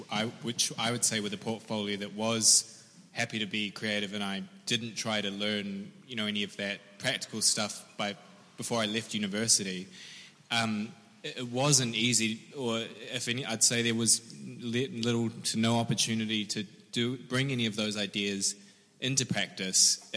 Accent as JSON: {"language": "English", "country": "New Zealand", "said": "but I come from New Zealand where I've worked on apartment schemes and um, public space."}